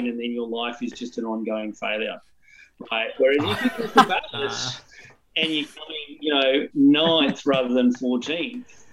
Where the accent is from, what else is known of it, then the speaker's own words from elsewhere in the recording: Newcastle, New South Wales, Australia; I grew up in Newcastle, north of Sydney